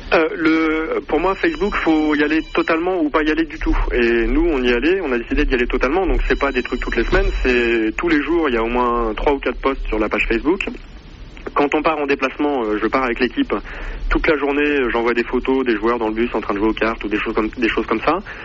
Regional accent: Poitiers, Nouvelle-Aquitaine, France; je suis de Poitiers et que donc le club est à Poitiers

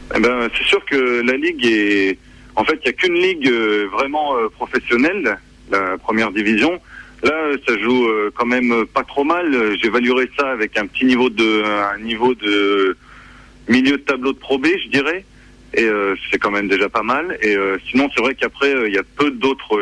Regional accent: Grenoble, Auvergne-Rhône-Alpes, France; also born or lived in Lyon; je viens de Grenoble et de ses environs

